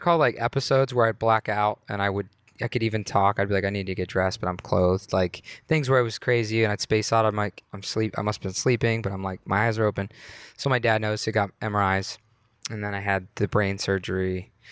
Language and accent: English; Youngstown, Ohio, United States; moved away as an adult; also born or lived in Pittsburgh; I was born in Youngstown, Ohio